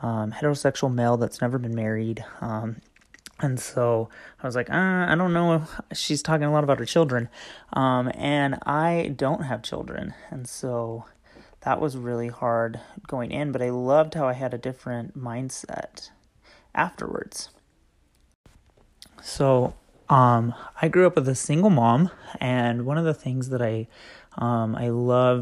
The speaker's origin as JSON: {"language": "English", "region": "Utah", "country": "United States", "said": "I am from the Utah area"}